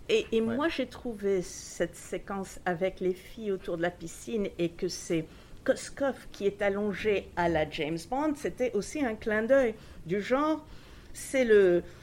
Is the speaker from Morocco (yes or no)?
yes; Tangier, Tanger-Tetouan-Al Hoceima, Morocco; moved away; also born or lived in Washington; je suis d'Angéroise d'origine